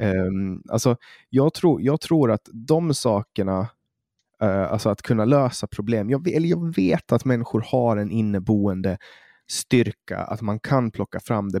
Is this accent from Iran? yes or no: no; Åland Islands; nu kommer jag från Åland